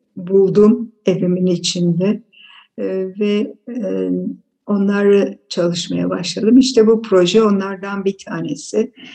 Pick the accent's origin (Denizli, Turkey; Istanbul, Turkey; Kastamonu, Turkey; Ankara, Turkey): Istanbul, Turkey; also born or lived in Aleppo, Syria; Biz beş kardeş dördümüz Halep'te doğduk. Daha sonra okul çağlarımızda e, anneannem İstanbul'da oturuyordu. O yüzden e, İstanbul'a geldik e, ve İstanbul'da okula verdiler.